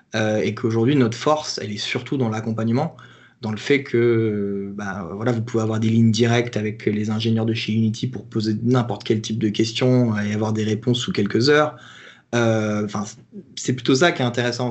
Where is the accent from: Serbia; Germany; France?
France; moi, en tant que Français